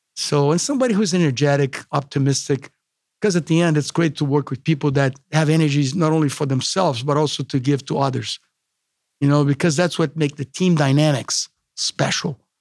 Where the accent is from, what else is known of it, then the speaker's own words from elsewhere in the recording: Brazil; English is a second language; moved away as an adult; myself from Brazil